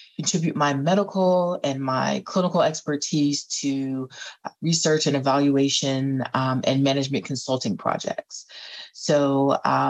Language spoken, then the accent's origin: English; North Carolina, United States; now in Washington, D.C., United States; I am originally from North Carolina, but I currently live in the DC area.